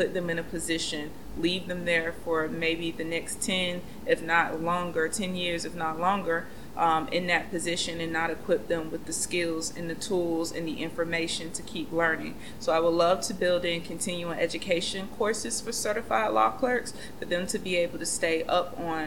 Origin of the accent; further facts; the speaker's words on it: Gainesville, Florida, United States; I'm from Gainesville, Florida